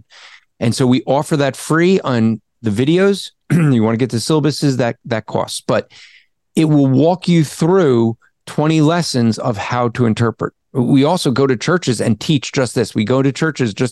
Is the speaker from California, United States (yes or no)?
no; New Jersey, United States; I'm from Jersey